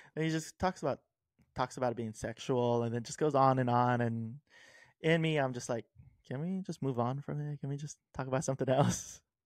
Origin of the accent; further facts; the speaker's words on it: Hawaii, United States; growing up in Hawaii, it's kinda made me a savory type of person.